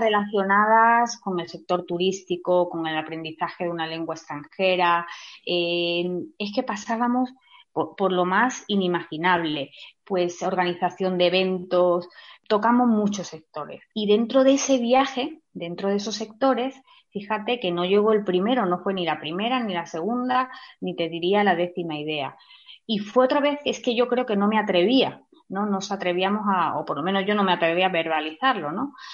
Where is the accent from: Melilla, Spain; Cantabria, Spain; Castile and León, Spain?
Melilla, Spain; yo eh, he nacido en Melilla